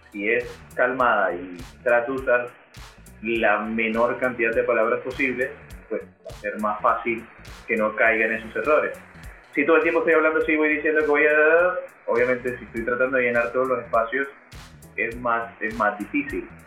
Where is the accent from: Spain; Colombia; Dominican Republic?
Colombia; Yo soy colombiano.